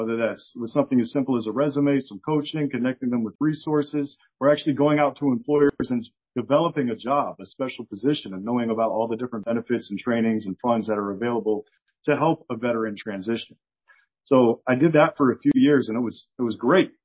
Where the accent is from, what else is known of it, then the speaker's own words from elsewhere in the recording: South Florida, United States; I grew up in South Florida